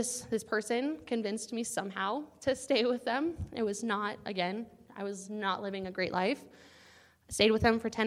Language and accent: English; Arizona, United States; moved away as an adult; now in North Carolina, United States; I'm not from here. I'm from Arizona.